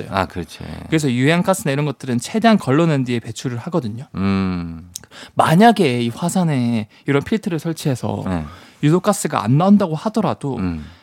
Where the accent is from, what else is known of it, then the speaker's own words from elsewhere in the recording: Busan, South Korea; 제가 이제 고향이 부산인데